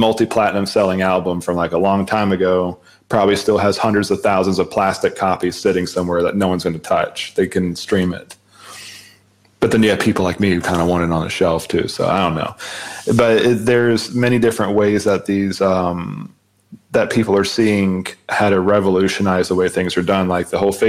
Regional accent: Jacksonville, Florida, United States; my hometown of Jacksonville, Florida

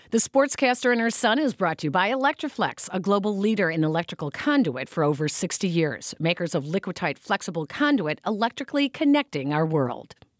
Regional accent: Chicago, Illinois, United States; we're from Chicago, and in Chicago

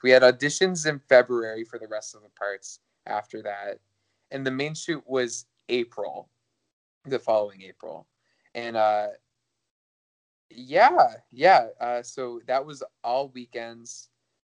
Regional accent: Chattanooga, Tennessee, United States; moved away; my hometown of Chattanooga

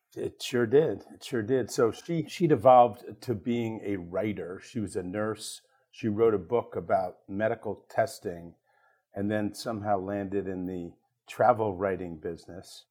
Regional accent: Ardmore, Pennsylvania, United States; I grew up in Ardmore, Pennsylvania, small town just outside Philadelphia

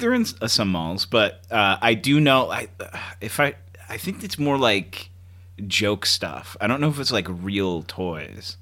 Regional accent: Grand Rapids, Michigan, United States; moved away; I'm from West Michigan in the Lower Peninsula. Hometown is Grand Rapids

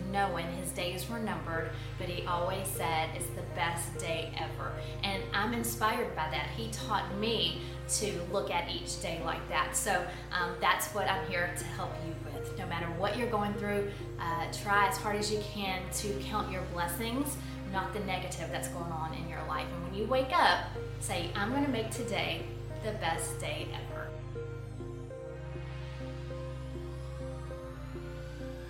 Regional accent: Beaumont, Texas, United States; my hometown of Beaumont, Texas

